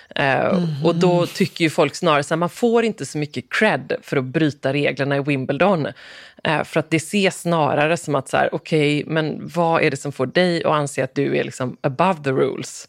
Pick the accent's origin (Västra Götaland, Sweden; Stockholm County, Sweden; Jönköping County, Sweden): Västra Götaland, Sweden; Gothenburg; moved away; also born or lived in Falsterbo; som göteborgare ja. boende här